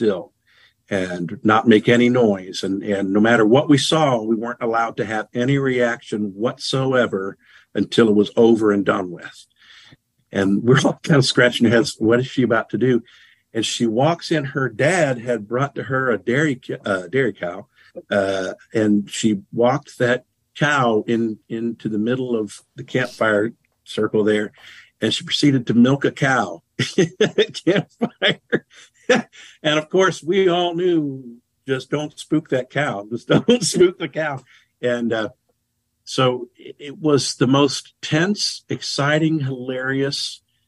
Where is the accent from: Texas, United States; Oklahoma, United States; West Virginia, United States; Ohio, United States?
West Virginia, United States; I'm from West Virginia